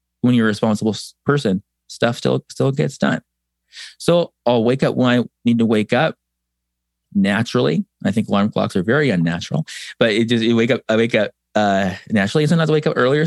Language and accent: English; San Diego, California, United States; moved away; I'm from San Diego originally